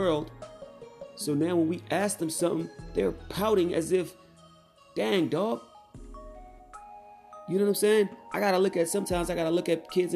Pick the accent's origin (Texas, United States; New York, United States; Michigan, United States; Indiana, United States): New York, United States; Mount Vernon; I was raised in New York, Mount Vernon, New York